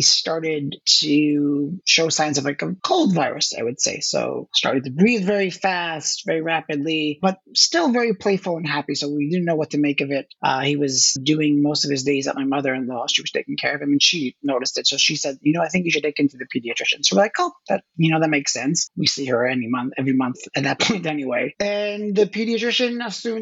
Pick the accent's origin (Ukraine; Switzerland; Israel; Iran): Israel; moved away as an adult; now in New York, United States; I was born in New York, but raised and grew up in Israel. So that's where I lived most of my formative years. Then after my military service, I moved back to the States. So I've been in New York since 2001.